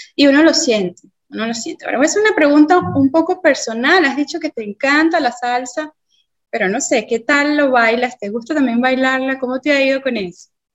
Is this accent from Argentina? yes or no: no; Venezuela; como venezolana, latina al fin, que creció oyendo salsa